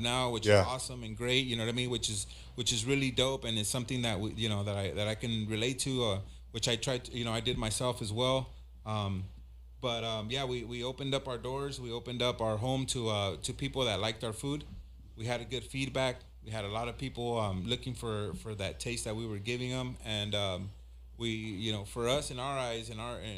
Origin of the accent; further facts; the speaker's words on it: Los Angeles, California, United States; also born or lived in Inglewood, California / Michoacán, Mexico (ancestry); My family's from Michoacan. I grew up in South Central / Inglewood